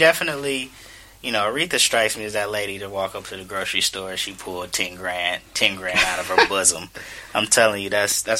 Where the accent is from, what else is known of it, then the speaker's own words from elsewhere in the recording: Detroit, Michigan, United States; because we're from Detroit